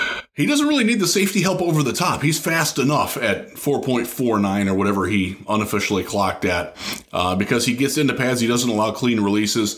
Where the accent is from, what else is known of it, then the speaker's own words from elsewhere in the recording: Northeast Ohio, United States; I grew up in Northeast Ohio